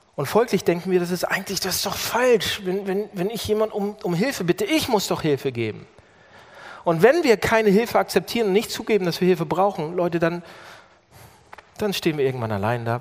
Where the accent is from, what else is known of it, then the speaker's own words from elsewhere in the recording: Germany; als Deutscher